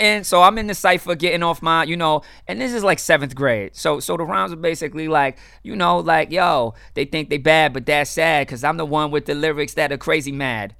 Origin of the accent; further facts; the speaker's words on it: Miami, Florida, United States; born and raised in Miami